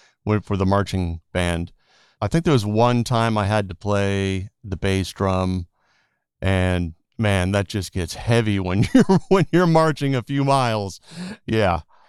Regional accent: Portland, Connecticut, United States; moved away as an adult; also born or lived in Boston / New York; now in Los Angeles, United States; I grew up in Portland, Connecticut, a very small town in the middle of Connecticut. So small that a lot of people that live in Connecticut don't even know that Portland exists.

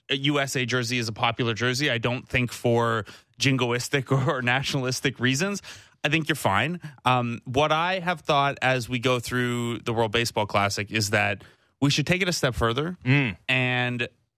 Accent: Cambridge, Ontario, Canada

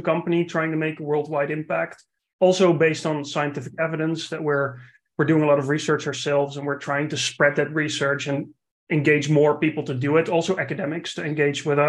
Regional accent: Netherlands; another non-North American accent because I'm from the Netherlands.

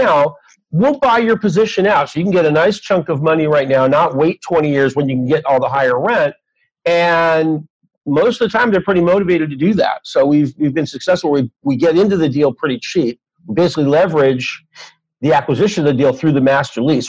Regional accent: Los Angeles, California, United States; I'm from Los Angeles

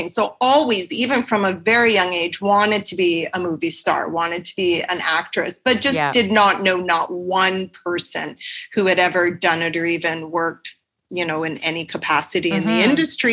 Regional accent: just outside of Edmonton, Alberta, Canada; I grew up in just outside of Edmonton in a small town

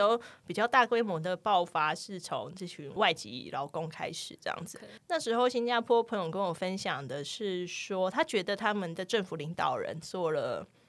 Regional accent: Taiwan; 我们台湾人

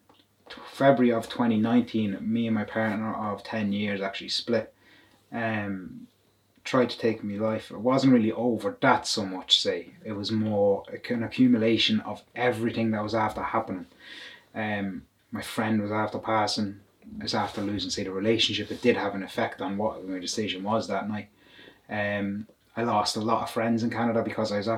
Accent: County Louth, Ireland; I'm from County Louth

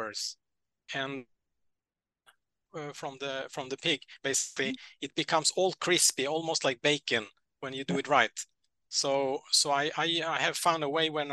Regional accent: Norway; I'm from Norway

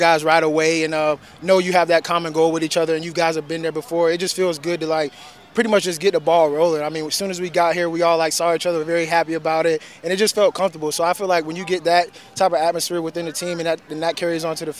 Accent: Florida, United States; moved away; I'm from Florida, so I love the South. So being back here, it feels like home to me.

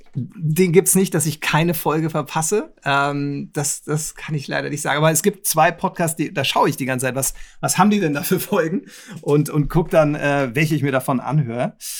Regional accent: Nuremberg, Bavaria, Germany; ich bin Nürnberger

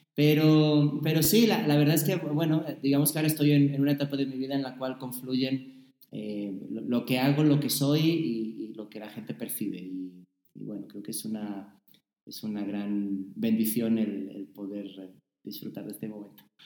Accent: Spain; moved away as an adult; also born or lived in Saltillo, Coahuila, Mexico / United States; now in Mexico; mantener mi españolidad

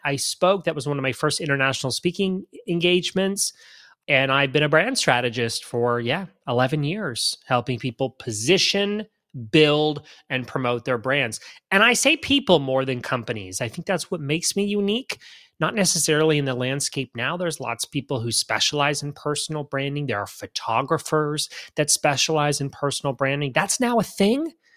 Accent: Canada; now in Florida, United States; I grew up in Canada. I'm Canadian still

